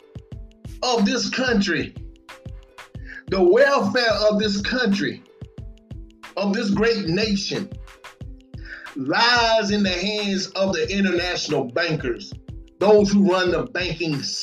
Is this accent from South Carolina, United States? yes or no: yes; Batesburg-Leesville, South Carolina, United States; all my folks right here in my hometown, Batesburg, Leesville